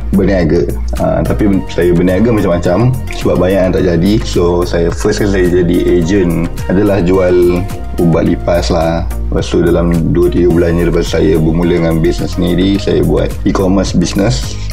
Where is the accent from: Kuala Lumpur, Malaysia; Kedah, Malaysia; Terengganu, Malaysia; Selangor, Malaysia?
Selangor, Malaysia; Shah Alam; saya asal dari Shah Alam Memang dibesarkan di Shah Alam Sekolah semua di Shah Alam